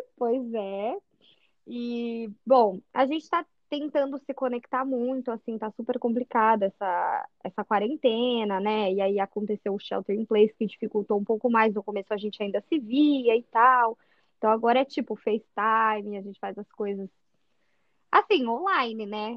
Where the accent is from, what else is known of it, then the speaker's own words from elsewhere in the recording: São José dos Campos, São Paulo, Brazil; moved away as an adult; Eu sou de São José dos Campos, interior de São Paulo, Vale do Paraíba